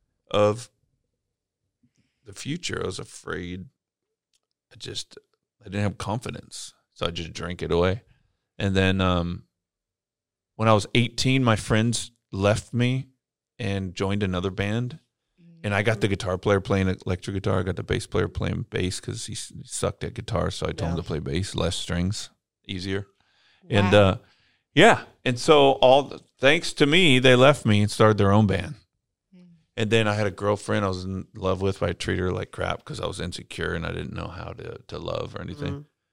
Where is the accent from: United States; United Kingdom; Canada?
United States; Bakersfield, California; I grew up in Bakersfield, California, home of … and Hee Haw country music.